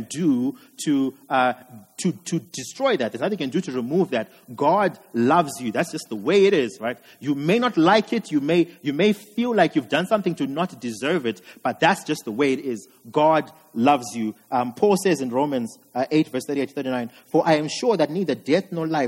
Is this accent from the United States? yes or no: no; Zimbabwe; I'm from Zim. And growing up in Zim